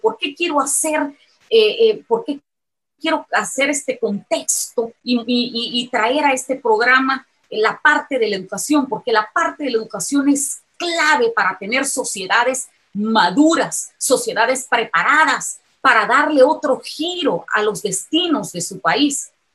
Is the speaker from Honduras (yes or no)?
no; El Salvador; como salvadoreños